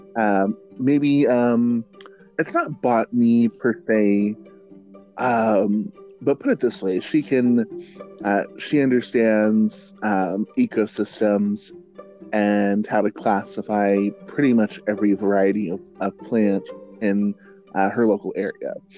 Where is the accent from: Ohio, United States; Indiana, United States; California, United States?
California, United States; Fresno; my hometown of Fresno, California